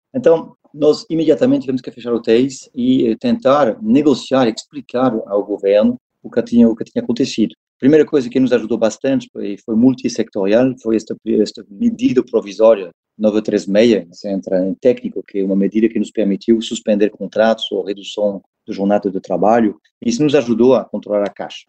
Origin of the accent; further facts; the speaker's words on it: France; Portuguese is a second language; moved away as an adult; also born or lived in Paris; now in Brazil; sou francês, eu vivo há oito anos no Brasil.